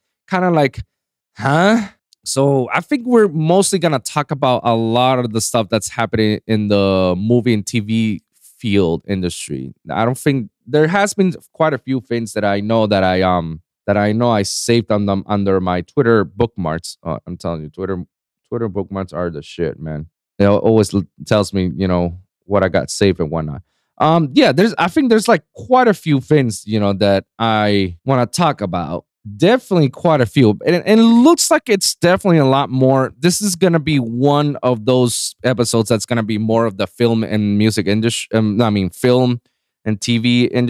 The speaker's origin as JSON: {"language": "English", "country": "Puerto Rico", "said": "I'm not from New York. I'm from Puerto Rico. It's the Puerto Rican in me"}